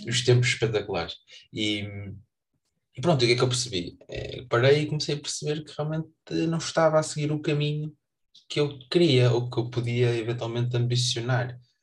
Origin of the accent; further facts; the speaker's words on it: Vizela, Norte, Portugal; a Vizela, que é a minha terra, pequenino